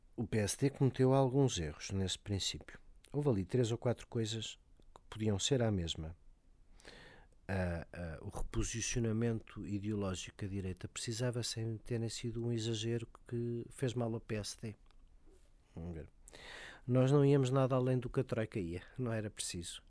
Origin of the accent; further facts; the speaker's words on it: Lisbon, Portugal; Eu sou lisboeta, mas gosto de dizer que sou de Cora